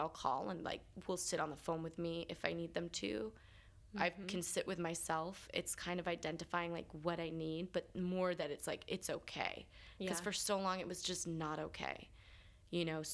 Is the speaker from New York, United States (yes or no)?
yes; New York, United States; also born or lived in Los Angeles / Pittsburgh; I just remember being a little kid growing up here